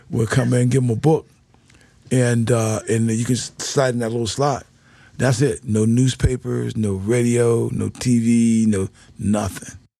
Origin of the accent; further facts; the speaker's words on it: Pittsburgh, Pennsylvania, United States; moved away; I came from Pittsburgh.